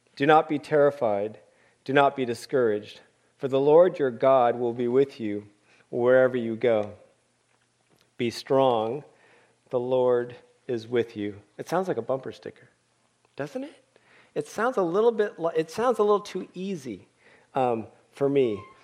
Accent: Oakland, California, United States; also born or lived in Berkeley / Tanzania; I was born in Berkeley, as Scott said and raised in Oakland

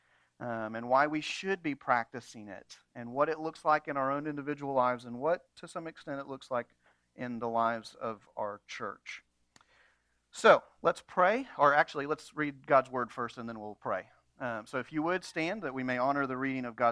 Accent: United States; American Christians

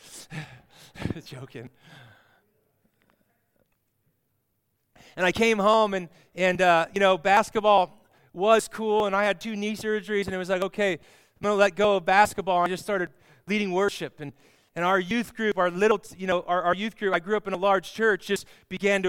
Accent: Olathe, Kansas, United States; Olathe was my hometown

